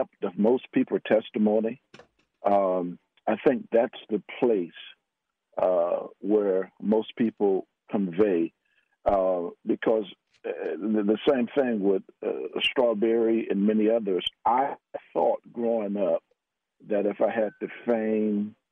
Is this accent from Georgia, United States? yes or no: no; Miami, Florida, United States; moved away as an adult; also born or lived in West Virginia; now in Texas, United States; I'm a Floridian. I grew up in Miami, Florida